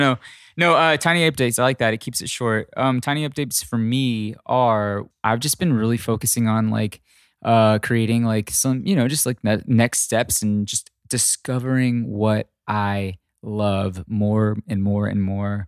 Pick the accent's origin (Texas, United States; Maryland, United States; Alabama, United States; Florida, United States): Texas, United States; now in California, United States; I am from Texas, and I do miss a flour tortilla living in, um, living in California.